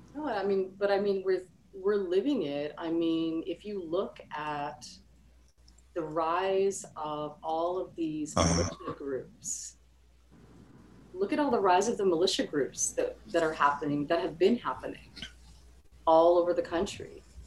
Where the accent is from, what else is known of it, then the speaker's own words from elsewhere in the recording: Canada; I grew up in Canada